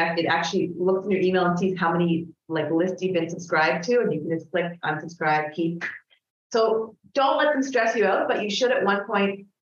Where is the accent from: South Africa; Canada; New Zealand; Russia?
Canada; I'm Canadian